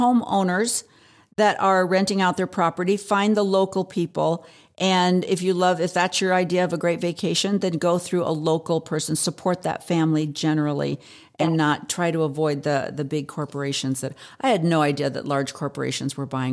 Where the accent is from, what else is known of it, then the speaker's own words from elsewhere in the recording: Pacific Northwest, United States; moved away as an adult; also born or lived in Oregon; now in Arizona, United States; I'm from the Pacific Northwest